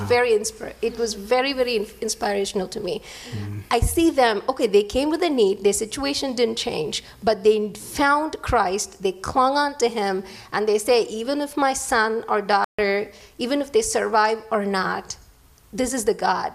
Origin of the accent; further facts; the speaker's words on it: India; English is a second language; moved away